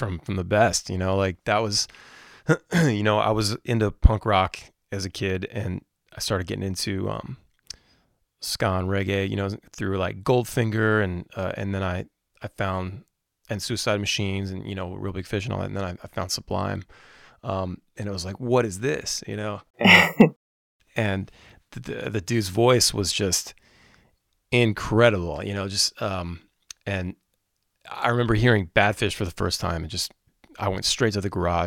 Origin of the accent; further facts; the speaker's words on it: Maryland, United States; we're from Maryland